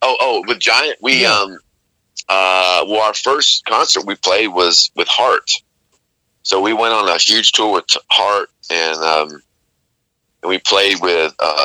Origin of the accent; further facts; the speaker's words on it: Nashville, Tennessee, United States; also born or lived in Los Angeles; Well, you know, I grew up in Nashville. Okay. Like third grade on. Moved to L.A. a couple times, and so I've lived here a long time.